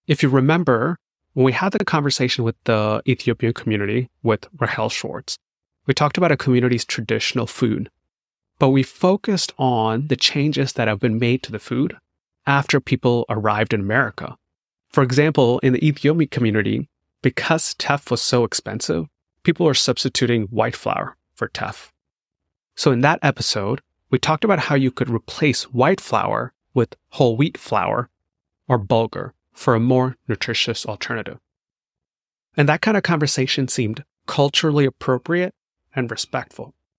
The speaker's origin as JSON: {"language": "English", "town": "Chennai", "region": "Tamil Nadu", "country": "India", "tie": "born or raised there", "also_born_or_lived": "Durham, North Carolina", "moved": "yes", "said": "I grew up in Chennai, Tamil Nadu"}